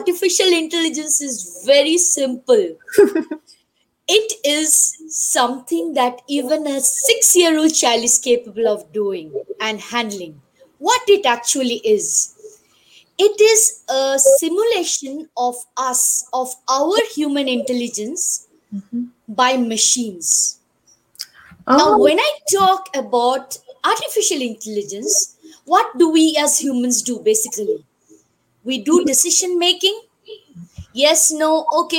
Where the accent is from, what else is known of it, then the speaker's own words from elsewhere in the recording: India; now in Johannesburg, South Africa; I am an Indian. I am staying in South Africa